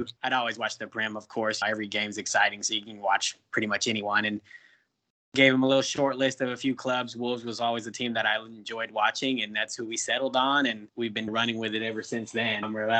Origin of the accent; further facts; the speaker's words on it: Dallas, Texas, United States; Yep, I'm from Dallas, Texas originally.